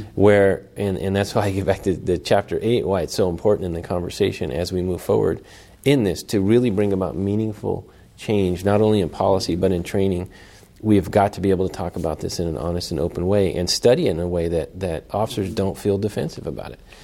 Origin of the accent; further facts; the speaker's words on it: Oakland, California, United States; I'm born and raised in Oakland in the Fruitvale District